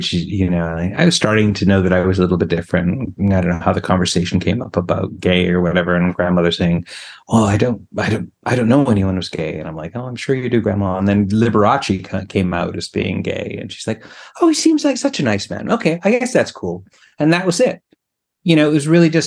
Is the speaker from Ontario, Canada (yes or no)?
no; British Columbia, Canada; now in Quebec, Canada; I grew up on the West Coast in BC, and I'm Canadian